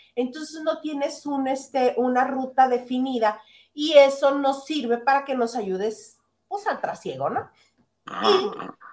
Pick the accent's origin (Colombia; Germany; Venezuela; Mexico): Mexico; northern Mexico; soy regionalista, soy norteña